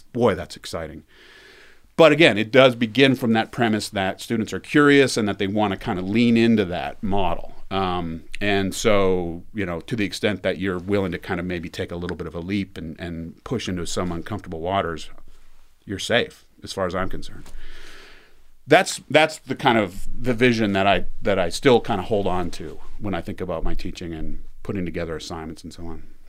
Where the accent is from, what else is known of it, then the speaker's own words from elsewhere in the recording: Canada; moved away as an adult; now in Las Vegas, United States; I'm from Canada. It's been a long time. Um, I went to grad school in ninety-seven. So I've been, I think, in the States for longer than I was in Canada